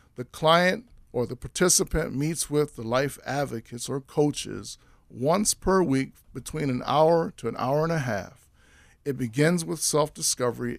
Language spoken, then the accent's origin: English; Washington, District of Columbia, United States; moved away as an adult; now in Minnesota, United States; I'm from Washington, D C originally